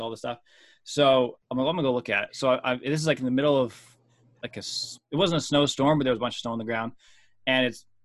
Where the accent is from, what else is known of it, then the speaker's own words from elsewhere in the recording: Ontario, Canada; moved away as an adult; now in Lancaster, United States; I'm from Ontario originally, grew up there.